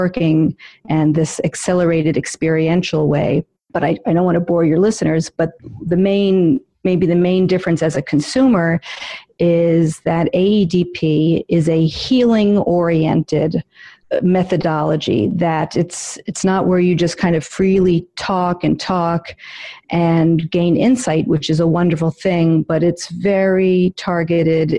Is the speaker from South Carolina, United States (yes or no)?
no; New York City, New York, United States; I am a born and raised in New York City